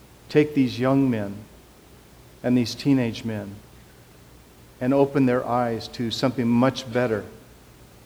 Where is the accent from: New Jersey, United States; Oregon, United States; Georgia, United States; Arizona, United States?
Oregon, United States; Portland; I'm from East Portland